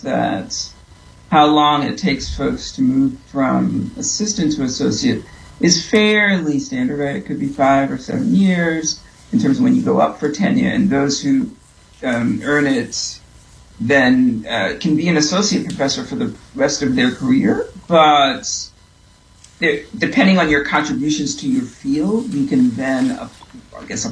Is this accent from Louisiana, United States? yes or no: no; New York City, New York, United States; I am from New York. I'm from Brooklyn.